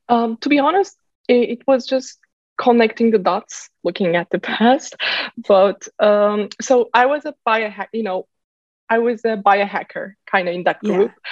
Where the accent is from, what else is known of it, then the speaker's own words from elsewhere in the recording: Turkey; moved away as an adult; also born or lived in Bay Area, California; now in San Francisco Bay Area, United States; I've been born and raised in Turkey. Then I moved to Silicon Valley. Uh, I live in the Bay Area right now.